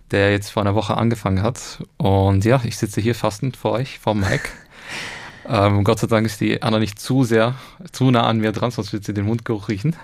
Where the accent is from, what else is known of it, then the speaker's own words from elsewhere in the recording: Egypt; now in Austria; ich bin ja selber Ägypter eigentlich